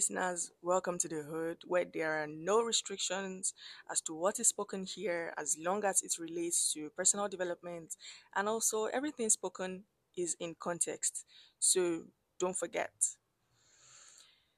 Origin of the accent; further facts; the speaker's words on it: Abeokuta, Ogun State, Nigeria; moved away as an adult; I grew up in Abeokuta, I schooled in Abeokuta